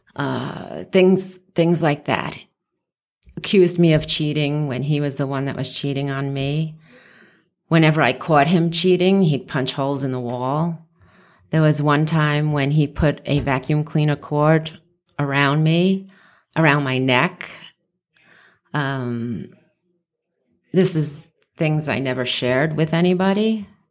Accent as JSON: {"language": "English", "town": "New York City", "region": "New York", "country": "United States", "tie": "born or raised there", "also_born_or_lived": "Westchester, New York / Long Island, New York", "moved": "as an adult", "lives_now": "Las Vegas, United States", "said": "I grew up in the Bronx"}